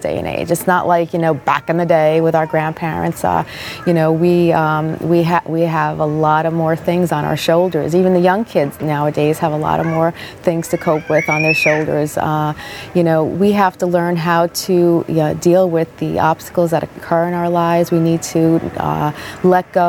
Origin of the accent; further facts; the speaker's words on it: Freehold, New Jersey, United States; this has been my hometown for many, many years. And, you know, I grew up in this area.